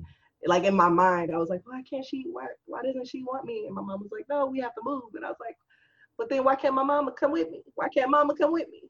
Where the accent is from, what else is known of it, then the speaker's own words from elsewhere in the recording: Bossier City, Louisiana, United States; born there; I was born August 4th, 1986, in Bossier City, Louisiana.